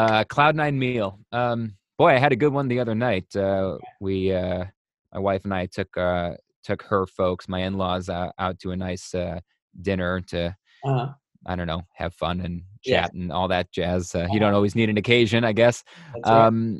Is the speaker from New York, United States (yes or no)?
yes; Buffalo, New York, United States; I'm from Buffalo, New York